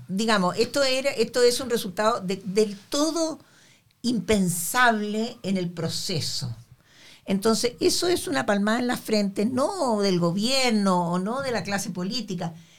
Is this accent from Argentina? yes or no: no; Chile; nosotros como chilenos